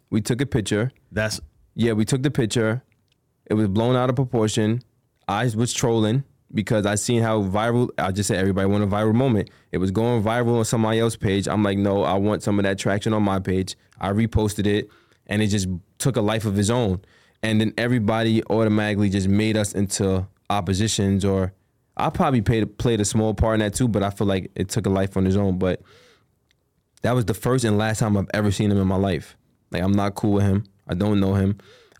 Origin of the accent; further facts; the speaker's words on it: Queens, New York, United States; Well, he's from Long Island. I'm from Queens. I don't be in Long Island.